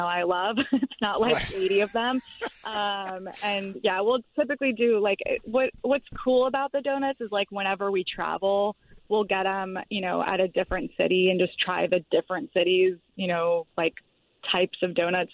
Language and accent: English; Florida, United States; moved away; I'm from the East Coast. I grew up in Florida